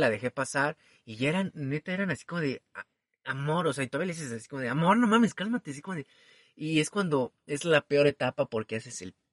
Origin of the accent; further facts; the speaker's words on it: Mexico City, Mexico; soy chilango